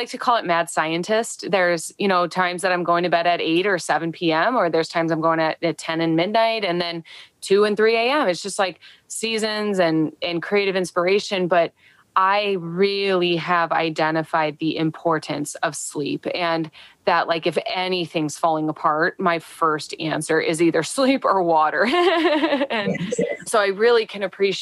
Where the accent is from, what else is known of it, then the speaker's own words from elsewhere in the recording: Midwest, United States; I'm talking specifically from the Midwest, being a Midwesterner